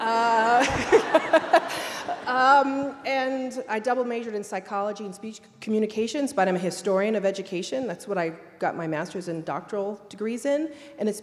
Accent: suburb of Chicago, Illinois, United States; now in Seattle, United States; I'm from a suburb of Chicago

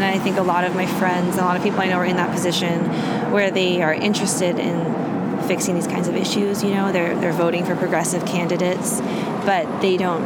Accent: Seattle, Washington, United States; growing up in Seattle

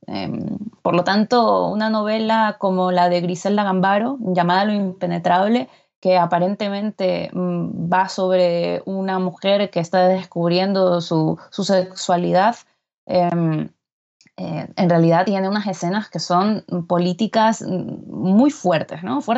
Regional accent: Guayaquil, Guayas, Ecuador; moved away as an adult; also born or lived in Barcelona, Spain; now in Madrid, Spain; yo soy de Guayaquil, una ciudad de la zona costera de, Ecuador

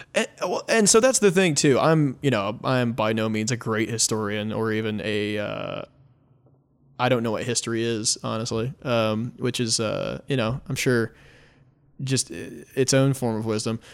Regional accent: United States; I'm an American

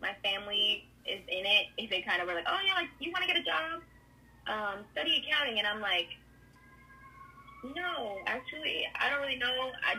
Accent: California, United States; Yeah, so I grew up in California, been here my whole life

